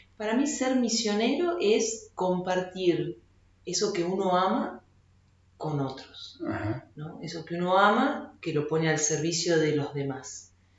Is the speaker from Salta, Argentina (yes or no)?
yes; Salta, Argentina; yo soy salteña y fui desde muy chica, desde prejardín hasta quinto año al Colegio San Alfonso en Salta